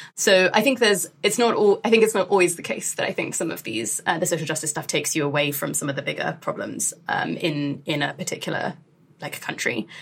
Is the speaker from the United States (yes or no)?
no; United Kingdom; I grew up in the UK, like as a British Asian Muslim during the kind of uh, war on terror period